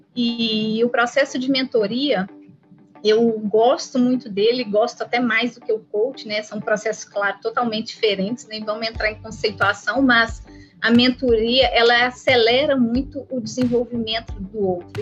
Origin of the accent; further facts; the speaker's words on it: Belo Horizonte, Minas Gerais, Brazil; para Belo Horizonte, de onde, inclusive, eu nasci